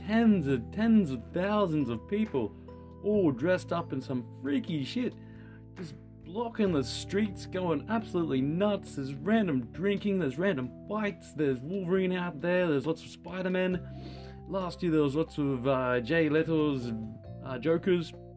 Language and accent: English; Australia; I'm from Australia